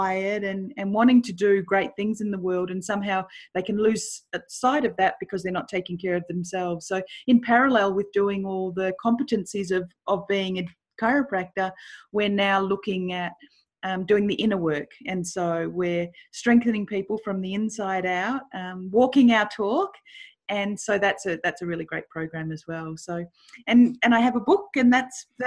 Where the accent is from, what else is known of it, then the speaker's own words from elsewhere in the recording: Melbourne, Victoria, Australia; I grew up in Melbourne in Australia